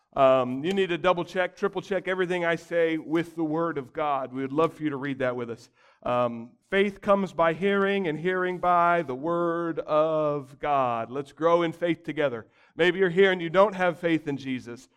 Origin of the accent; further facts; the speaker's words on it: United States; as American Christians